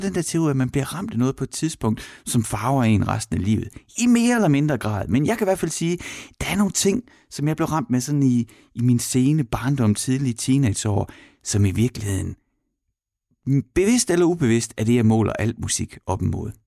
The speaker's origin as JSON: {"language": "Danish", "town": "Horsens", "region": "Central Denmark Region", "country": "Denmark", "tie": "born or raised there", "moved": "yes", "said": "jeg er fra Horsens"}